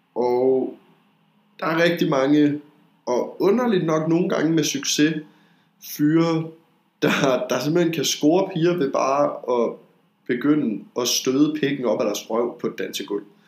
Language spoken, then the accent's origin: Danish; Denmark; jeg er fra Jylland